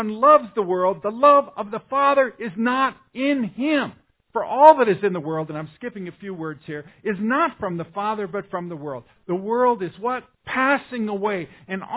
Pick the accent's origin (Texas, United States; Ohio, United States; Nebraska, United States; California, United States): Nebraska, United States; Omaha; I'm from South Omaha